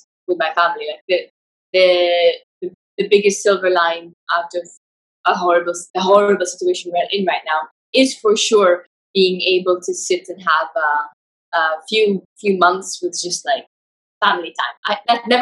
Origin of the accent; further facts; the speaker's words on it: Saudi Arabia; moved away as an adult; now in Dubai, United Arab Emirates; So I'm in my parents' house in Saudi Arabia, my hometown. I usually live in Dubai